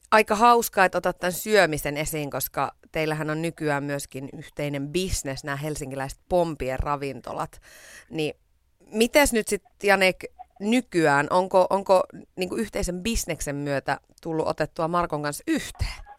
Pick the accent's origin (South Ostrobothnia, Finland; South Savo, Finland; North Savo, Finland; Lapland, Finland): North Savo, Finland; Iisalmi; mä oon taas Iisalmesta kotoisin